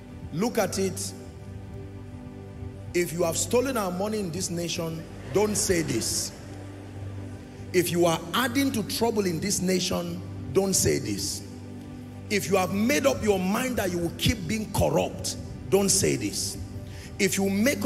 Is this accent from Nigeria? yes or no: yes; Nigeria; I'm a Nigerian.